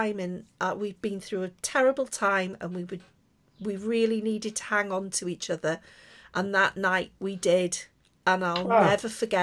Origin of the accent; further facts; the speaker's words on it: Liverpool, North West England, United Kingdom; I'm from Liverpool as well